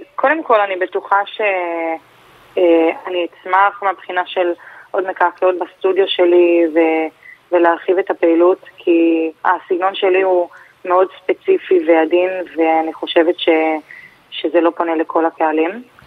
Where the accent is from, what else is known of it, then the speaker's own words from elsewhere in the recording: Holon, Tel Aviv District, Israel; גדלתי בג'סי כהן, האמת שגם ברחוב עצמו